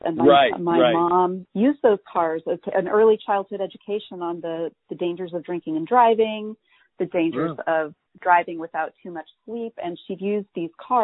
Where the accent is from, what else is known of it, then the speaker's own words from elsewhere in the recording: Walla Walla, Washington, United States; I grew up in Walla Walla, Washington